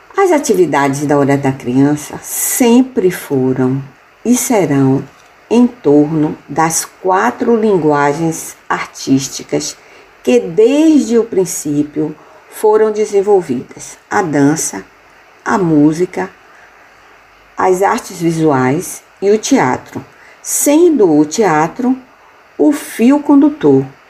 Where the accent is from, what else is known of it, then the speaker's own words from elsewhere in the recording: Salvador, Bahia, Brazil; moved away as an adult; now in Spain; Eu nasci em Salvador, Bahia, e hoje moro na Espanha com o meu esposo